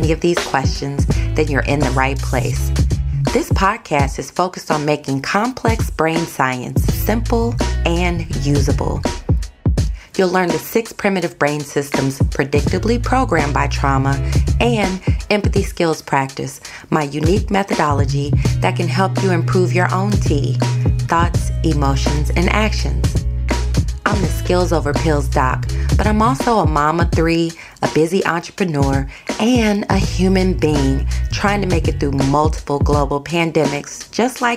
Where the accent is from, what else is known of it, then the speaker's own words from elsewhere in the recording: St. Louis, Missouri, United States; moved away as an adult; also born or lived in Texas; I am from St. Louis, Missouri